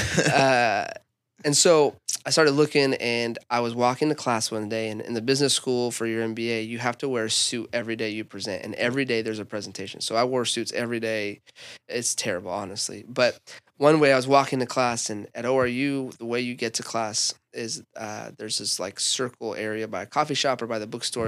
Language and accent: English; Albuquerque, New Mexico, United States; now in Tulsa, United States; I was born and raised in Albuquerque, grew up in a church.